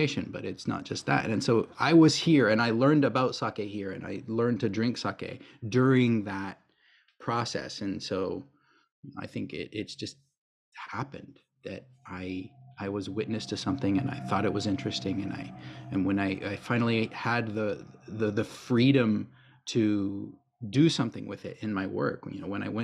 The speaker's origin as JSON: {"language": "English", "region": "Kansas", "country": "United States", "moved": "as an adult", "lives_now": "Yamaguchi, Japan", "said": "I'm originally from the United States. Of course, I'm from the state of Kansas, which is right smack dab in the middle."}